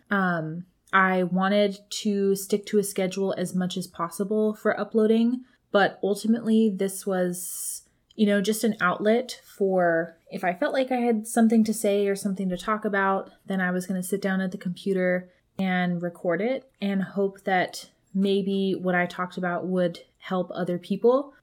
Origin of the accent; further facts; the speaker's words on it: Colorado, United States; now in California, United States; my hometown